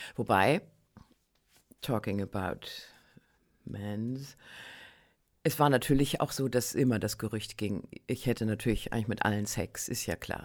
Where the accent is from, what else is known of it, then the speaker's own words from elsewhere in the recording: Northern Germany, Germany; ich komme ja aus Norddeutschland